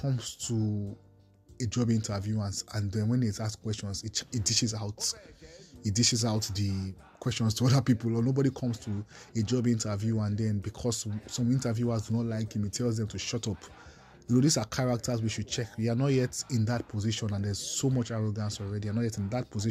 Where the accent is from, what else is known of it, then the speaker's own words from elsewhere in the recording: Nigeria; I have seen myself as a Nigerian first, who loves Nigeria